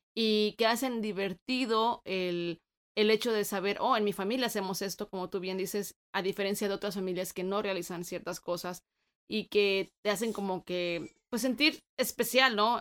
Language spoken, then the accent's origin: Spanish; Guanajuato, Mexico; moved away as an adult; now in United States; somos nosotros de Guanajuato